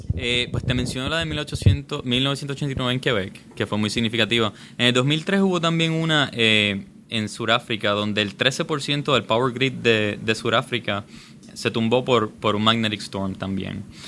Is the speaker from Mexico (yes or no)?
no; Puerto Rico; also born or lived in Michigan; nacido y criado aquí en Puerto Rico